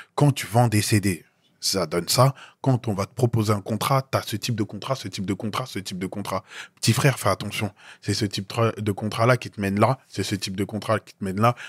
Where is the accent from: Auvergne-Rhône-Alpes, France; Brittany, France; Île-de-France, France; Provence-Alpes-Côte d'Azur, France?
Île-de-France, France; Noisy-le-Grand; résident dans le 9-3 plus précisément Noisy-le-Grand, Pavé Neuf, mhm. là où j'ai grandi